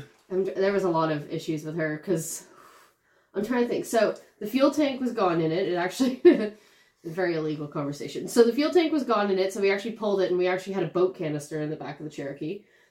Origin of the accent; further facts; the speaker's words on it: Toronto, Ontario, Canada; Yeah, I grew up out, in downtown Toronto. Then I moved out to the suburbs for a little bit.